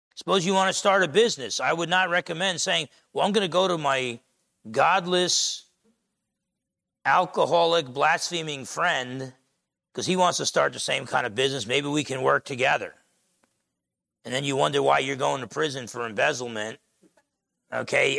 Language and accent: English; New Jersey, United States; moved away; growing up in New Jersey